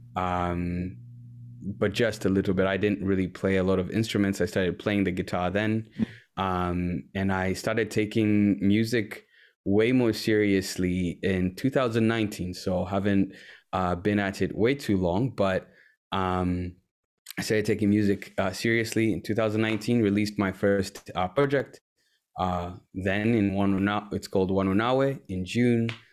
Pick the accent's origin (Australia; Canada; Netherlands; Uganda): Uganda; moved away as an adult; also born or lived in Washington, D.C., United States; now in Wisconsin, United States; born and raised in Uganda